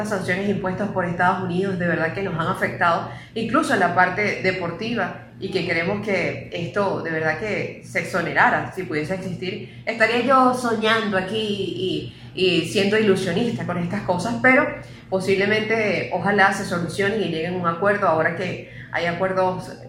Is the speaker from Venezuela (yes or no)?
yes; Venezuela; y nos entristece a nosotros como venezolanos.